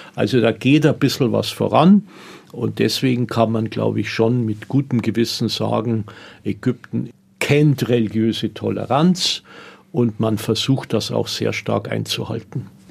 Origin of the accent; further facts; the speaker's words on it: Germany; also born or lived in Tunis, Tunisia; Bei uns in Deutschland